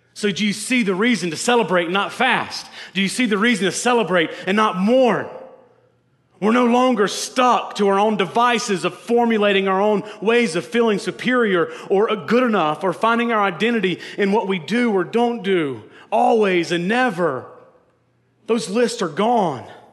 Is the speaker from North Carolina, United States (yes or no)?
yes; North Carolina, United States; the last Mohicans was filmed in my hometown.